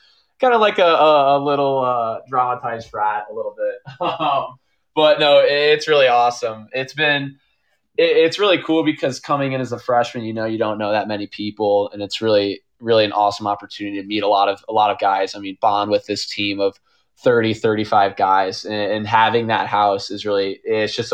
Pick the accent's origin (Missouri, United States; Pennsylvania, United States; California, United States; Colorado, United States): Missouri, United States; St. Louis; I love St. Louis. Obviously, that's where I was born and raised.